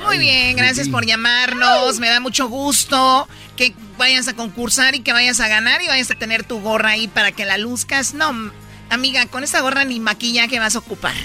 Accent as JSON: {"language": "Spanish", "region": "Jalisco", "country": "Mexico", "said": "yo soy de Jalisco"}